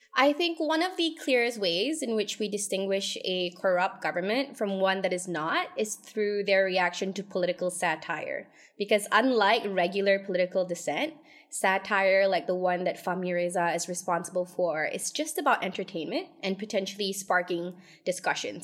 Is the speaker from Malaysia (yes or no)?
yes; Malaysia; we, as a Malaysian society